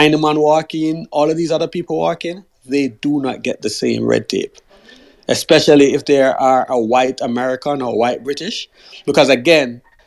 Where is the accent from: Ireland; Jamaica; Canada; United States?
Jamaica; moved away as an adult; as a Jamaican